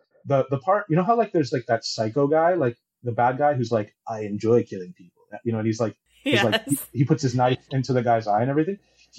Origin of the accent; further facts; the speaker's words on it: Taiwan; I'm from Taiwan, so I don't have like Amazon Prime and stuff.